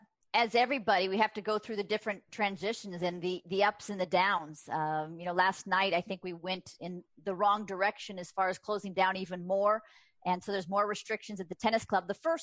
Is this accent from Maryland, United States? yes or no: no; Rolling Hills Estates, California, United States; I was born and raised in Rolling Hills Estate, which is the town over. And so 5 minutes away, you're correct. I haven't moved far.